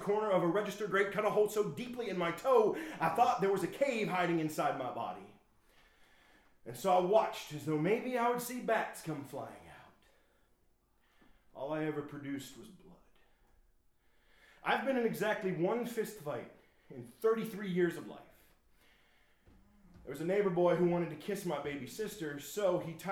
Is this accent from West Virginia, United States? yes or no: no; Shippenville, Pennsylvania, United States; my hometown, Shippenville, Pennsylvania